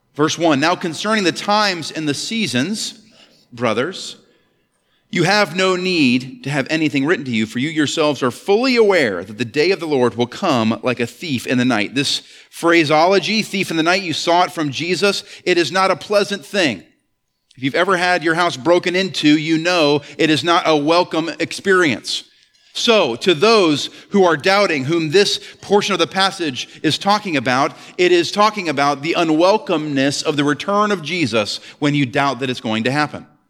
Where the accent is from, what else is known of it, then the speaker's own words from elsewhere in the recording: Ellsworth, Maine, United States; I grew up in Ellsworth, Maine